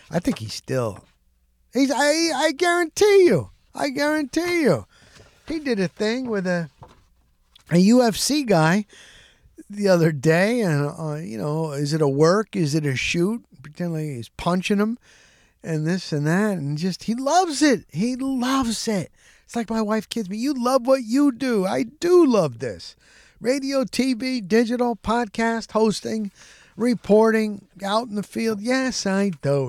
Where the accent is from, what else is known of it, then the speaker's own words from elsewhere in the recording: New Jersey, United States; I grew up in New Jersey